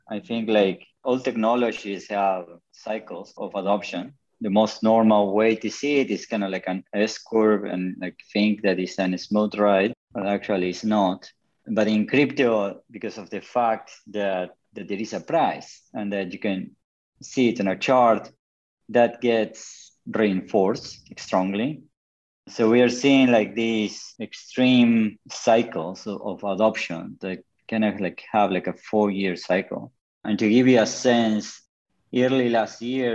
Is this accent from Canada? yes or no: no; Patagonia, Argentina; I'm currently in Argentina, I grew up in Patagonia